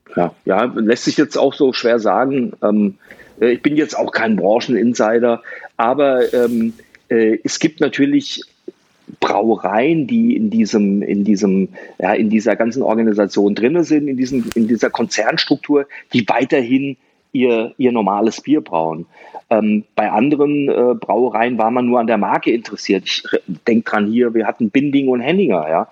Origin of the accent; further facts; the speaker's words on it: Germany; also born or lived in Wiesbaden; Bei uns in Deutschland